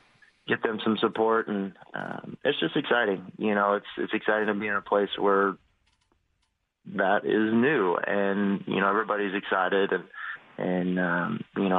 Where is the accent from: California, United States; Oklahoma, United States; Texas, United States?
Oklahoma, United States; growing up in Oklahoma